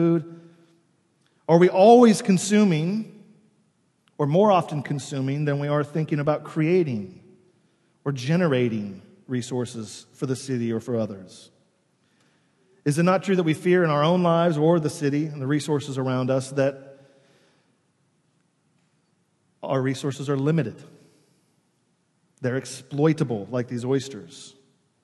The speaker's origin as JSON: {"language": "English", "town": "New York City", "region": "New York", "country": "United States", "said": "as New Yorkers"}